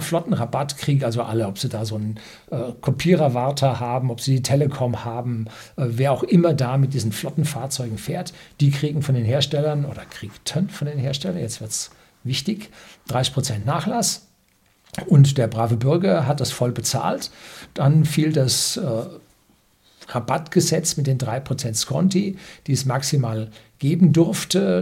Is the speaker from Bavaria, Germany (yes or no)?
yes; Bavaria, Germany; also born or lived in south of Munich; als Bayer, wenn man im Süden von München wohnt